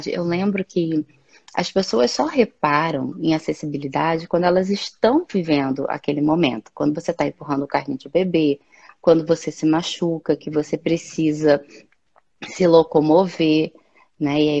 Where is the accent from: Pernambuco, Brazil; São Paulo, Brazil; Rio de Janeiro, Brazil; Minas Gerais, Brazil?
Rio de Janeiro, Brazil; moved away; que eu sou do Rio